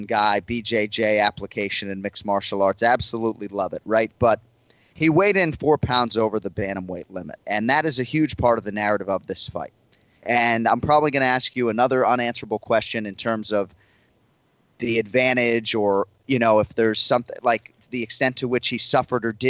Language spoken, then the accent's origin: English; Massachusetts, United States; born and raised in Massachusetts